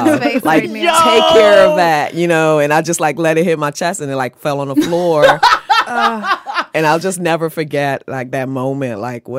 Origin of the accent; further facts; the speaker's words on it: Maryland, United States; moved away as an adult; I moved to New York from Maryland after I finished high school to go to FIT to go into fashion design.